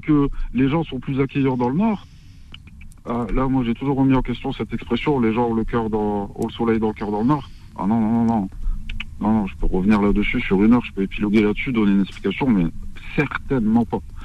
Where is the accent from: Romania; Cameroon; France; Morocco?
Morocco; moi-même, je suis marocain